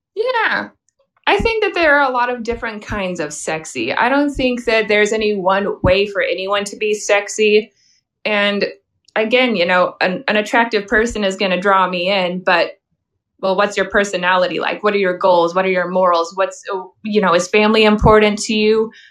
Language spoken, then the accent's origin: English; Missouri, United States; I was born in Missouri and I've grown up here.